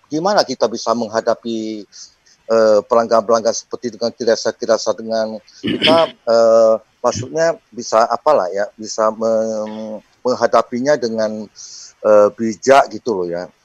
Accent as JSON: {"language": "Indonesian", "town": "Medan", "region": "North Sumatra", "country": "Indonesia", "said": "itu saya dari Medan ya, sahabat saya."}